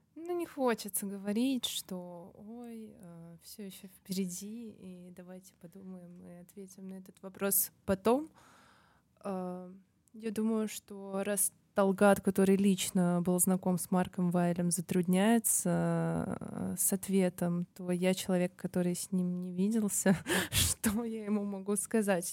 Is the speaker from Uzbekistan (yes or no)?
yes; Tashkent, Uzbekistan; для меня быть жителем Ташкента, Узбекистана, а, это быть, это родиться в своей семье